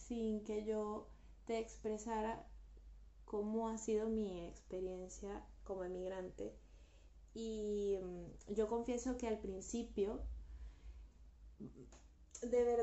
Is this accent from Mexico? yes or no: no; Guatemala; moved away; yo me vine de Guatemala a Guatepeor, por favor.